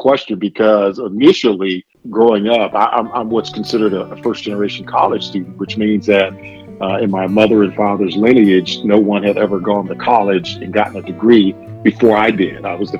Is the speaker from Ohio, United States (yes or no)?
yes; Lima, Ohio, United States; also born or lived in Chicago, Illinois; So I was born in Chicago, Illinois, and I am one of seven kids, five boys and two girls. And shortly, when I was still really young, my mom moved the family to Lima, Ohio. And that's really where I spent the majority of my time growing up as a kid there in Lima, Ohio.